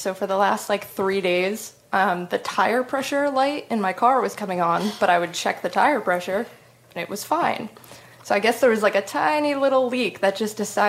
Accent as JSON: {"language": "English", "region": "New Jersey", "country": "United States", "moved": "as an adult", "lives_now": "Seattle, United States", "said": "Well, I'm originally from the East Coast. I'm from New Jersey. But I've been living in Seattle for over 2 years now."}